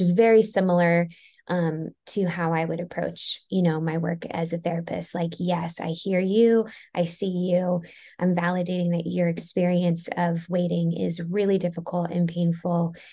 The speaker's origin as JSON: {"language": "English", "region": "Maryland", "country": "United States", "tie": "born or raised there", "said": "I grew up in Maryland"}